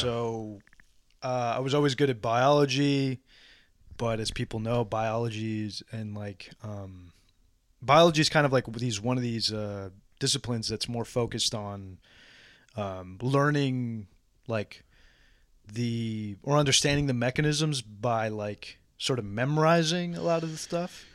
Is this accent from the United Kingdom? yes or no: no; San Antonio, Texas, United States; San Antonio